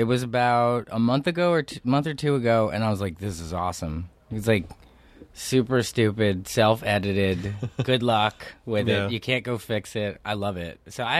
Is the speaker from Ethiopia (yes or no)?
no; New Jersey, United States; I'm from New Jersey, yeah.